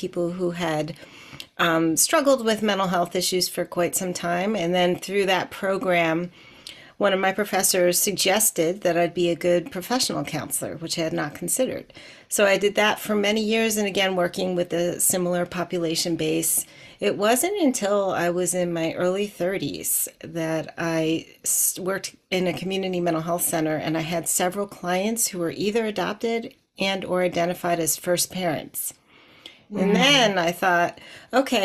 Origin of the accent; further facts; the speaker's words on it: outside of Philadelphia, Pennsylvania, United States; also born or lived in Bogota, Colombia; I was born in Bogota, Colombia in 1972, and I was adopted by US-based parents, white identifying parents, and I spent most of my growing up time outside of Philly